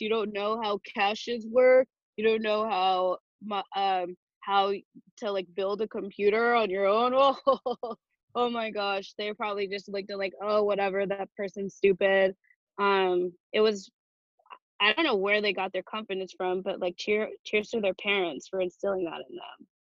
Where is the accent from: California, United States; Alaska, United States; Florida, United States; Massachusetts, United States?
California, United States; Chino Hills; now in Los Angeles, United States; I am from Chino Hills. It's about an hour east of where I am now